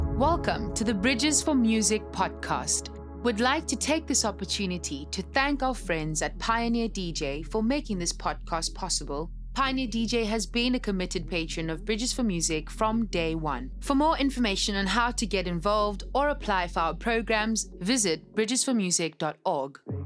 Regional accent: Cape Town, Western Cape, South Africa; I'm from Langa, and I know the history behind how it felt like to grow up in Langa.

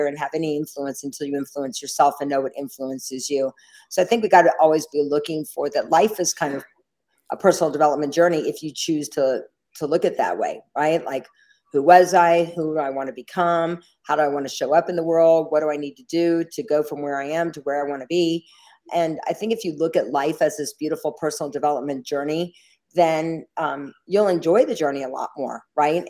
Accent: the South, United States; I'm a little Jewish girl from the South. And from when I grew up in the South, there were not many Jewish kids there

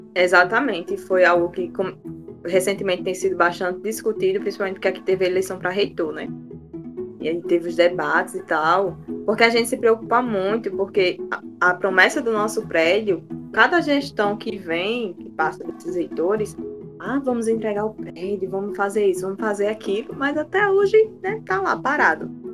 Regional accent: João Pessoa, Paraíba, Brazil; sou da Terra onde o Sol Nasce Primeiro desse estado maravilhoso

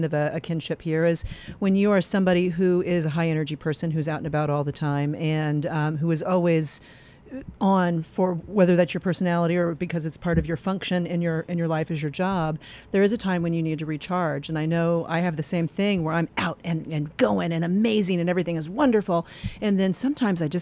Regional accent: Indiana, United States; also born or lived in New York City / East End, Long Island; now in Westhampton Beach, United States; I was brought up in the Midwest

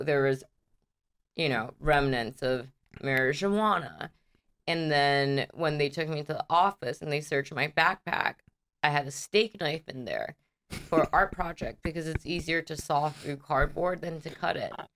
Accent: Big Island, Hawaii, United States; moved away as an adult; now in Los Angeles, United States; I'm from a big island

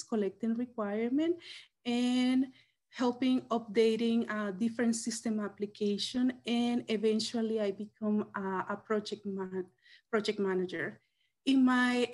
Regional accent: El Salvador; moved away as an adult; now in Washington, United States; I came from El Salvador with a background in economics

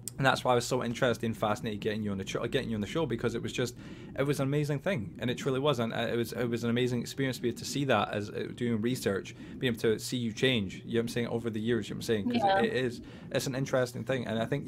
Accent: Scotland, United Kingdom; accent: Scottish; back then I am Scottish, but I've really made a huge effort in trying to lose the accent

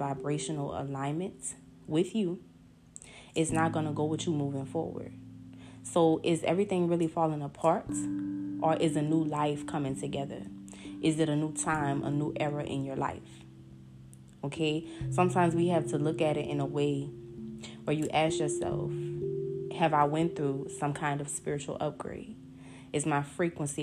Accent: New Orleans, Louisiana, United States; my hometown, New Orleans

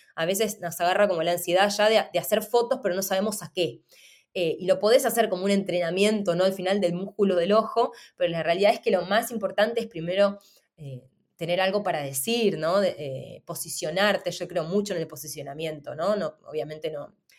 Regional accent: Argentina; moved away; vengo además de Argentina

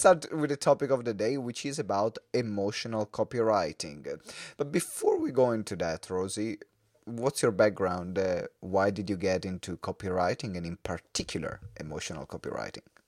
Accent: Italy; English is a second language; we're both from Italy. So yeah. we both had to learn to read, write, and speak into different language, which in this case yeah. is English

